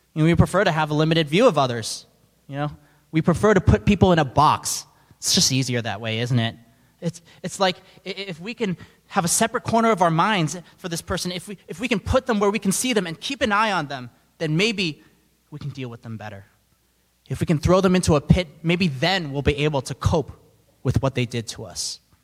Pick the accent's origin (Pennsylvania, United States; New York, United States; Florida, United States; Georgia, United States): New York, United States; New York City; I'm from New York City, and we're constantly surrounded by people from all different backgrounds, beliefs.